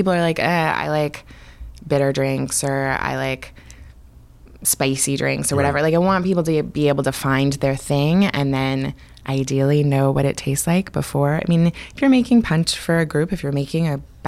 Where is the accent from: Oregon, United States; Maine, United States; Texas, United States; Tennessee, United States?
Oregon, United States; Portland; moved away as an adult; also born or lived in New York; now in San Francisco, United States; I grew up in Portland, which is mostly dark